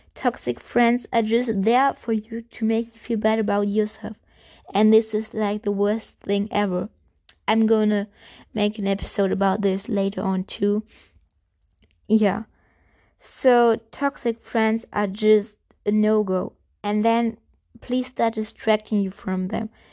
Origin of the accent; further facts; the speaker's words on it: Germany; English is a second language; I'm German. And, yeah, I'm speaking English